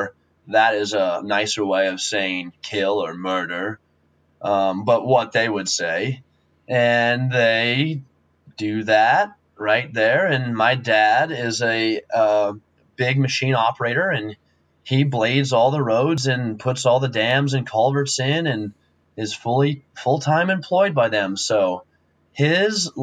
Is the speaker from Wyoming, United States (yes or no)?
yes; Wyoming, United States; I'm from Wyoming, I grew up a rancher